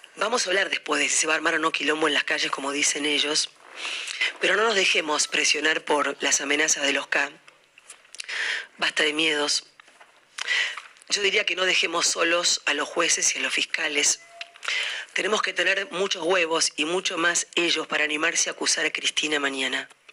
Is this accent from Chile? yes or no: no; Argentina; no somos los argentinos un rebaño de pelotudos